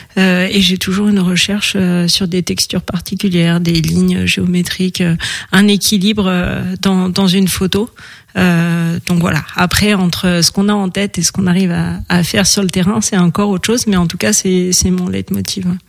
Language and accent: French; Paris, Île-de-France, France; moved away as an adult; also born or lived in the valley (mountain area); J'ai passé mon enfance à Paris